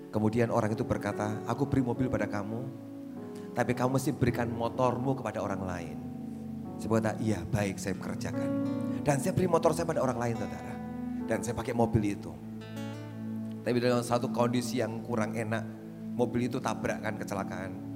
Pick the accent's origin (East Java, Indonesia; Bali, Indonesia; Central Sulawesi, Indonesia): East Java, Indonesia; Surabaya; born or raised there